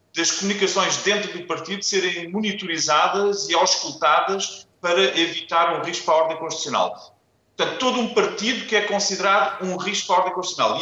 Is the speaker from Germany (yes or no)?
yes; Germany; now in Portugal; eu, como alemão